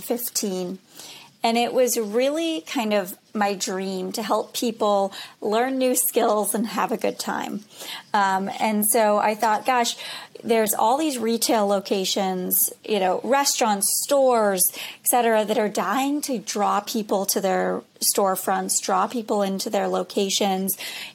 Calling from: Boston, Massachusetts, United States; I'm in Boston.

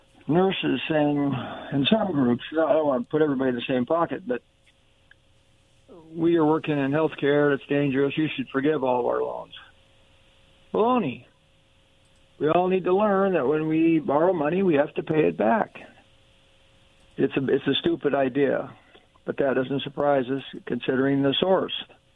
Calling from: Kennewick, Washington, United States; This is … from Kennewick.

